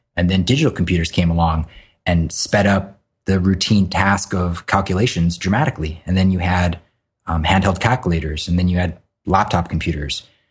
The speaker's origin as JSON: {"language": "English", "region": "Hawaii", "country": "United States", "tie": "born or raised there", "said": "I grew up in Hawaii and surfed a lot"}